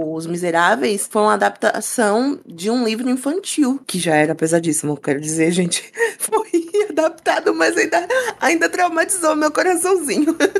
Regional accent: Brazil; enquanto brasileira

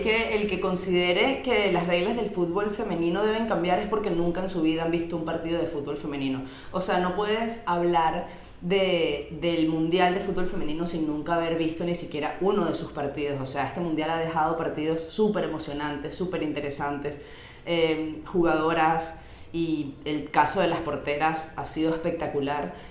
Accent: Venezuela; nosotras somos dos chicas venezolanas que estamos actualmente en Valencia, Venezuela

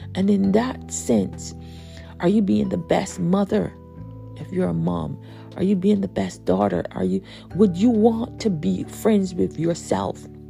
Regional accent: Barbados; I'm from Barbados

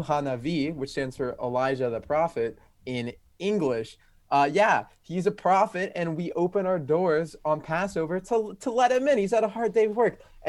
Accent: Brookline, Massachusetts, United States; I was born in Brookline.

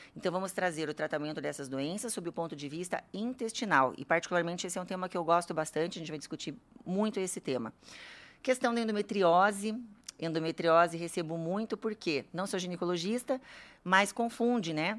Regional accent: Curitiba, Paraná, Brazil; also born or lived in Campo Grande, Mato Grosso do Sul / São Paulo / Germany; eu nasci em Campo Grande, Mato Grosso do Sul. Esse sotaque é porque eu só fiquei lá um ano, vim aqui para Curitiba, já me considero curitibana

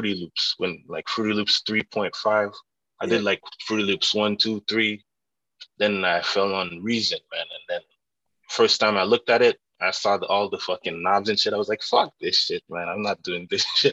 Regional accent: Ottawa, Ontario, Canada; I was born and raised in Ottawa

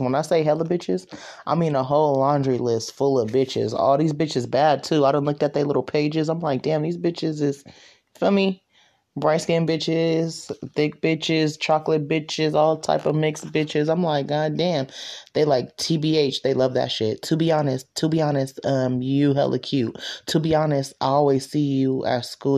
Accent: Stockton, California, United States; I was born in Moorfield. She literally went into labor, Moorfield, Stockton, California

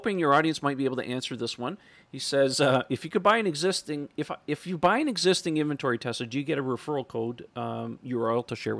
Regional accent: Italy; English is a second language; Sorry for my main English. I'm from Italy.

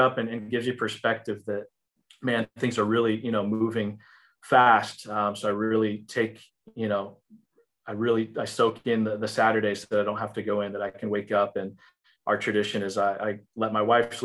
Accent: Illinois, United States; now in Texas, United States; I grew up in Illinois

